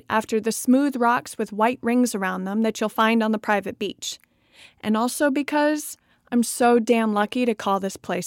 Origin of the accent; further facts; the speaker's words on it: Sullivan, Maine, United States; my hometown doesn't have any big music venues